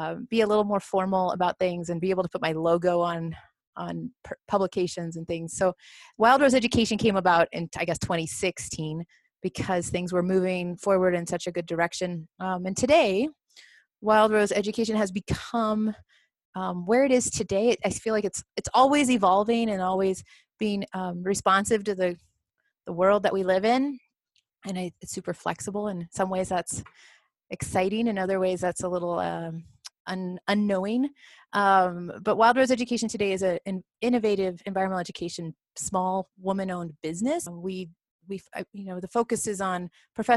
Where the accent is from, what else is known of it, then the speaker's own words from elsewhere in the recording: Southwest Missouri, United States; moved away as an adult; also born or lived in Colorado; now in Carbondale, United States; I grew up in Missouri.